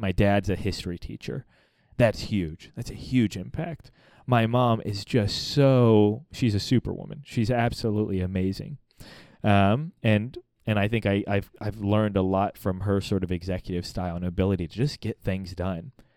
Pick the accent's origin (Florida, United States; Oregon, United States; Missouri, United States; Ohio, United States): Missouri, United States; born or raised there; also born or lived in Virginia Beach, Virginia